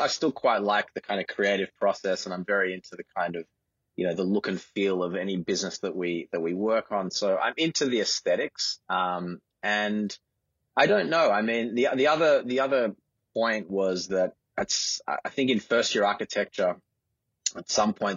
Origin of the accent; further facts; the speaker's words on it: Sydney, New South Wales, Australia; I grew up in the eastern suburbs. I was born in Paddington and grew up around Centennial Park. Went to school in Bondi Junction.